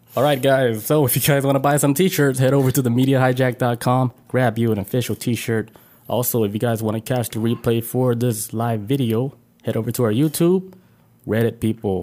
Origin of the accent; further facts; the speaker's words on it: United States; I was born in America